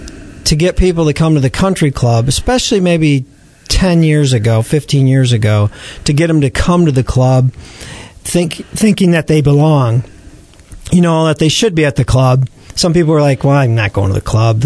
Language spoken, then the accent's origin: English; East Lansing, Michigan, United States; I grew up in East Lansing, and went to Okemos High School and played golf in high school